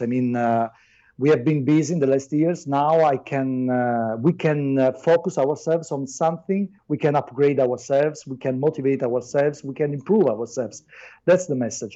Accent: Naples, Campania, Italy; English is a second language; I'm not from Italy. I'm from Naples.

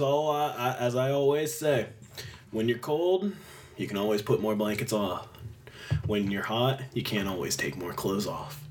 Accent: Fredonia, Pennsylvania, United States; I grew up in Fredonia

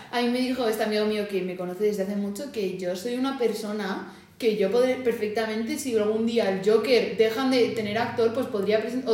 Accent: Madrid, Community of Madrid, Spain; now in Las Rozas, Spain; nací en Madrid, pero vivo en Las Rozas.

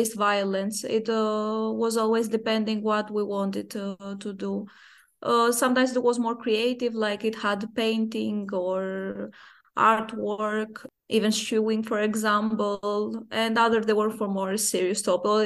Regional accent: Athens, Attica, Greece; moved away as an adult; also born or lived in Krakow, Poland; I'm coming from Greece

